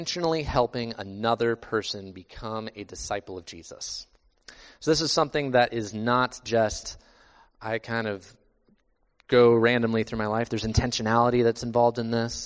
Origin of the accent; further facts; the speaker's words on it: Iowa, United States; I grew up in Iowa